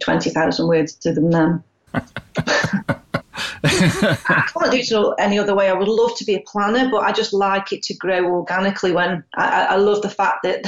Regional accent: United Kingdom; obviously with being British, quite British, and obviously working class

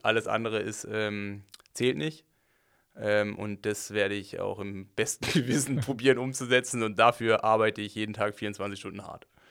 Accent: Germany; als Deutscher

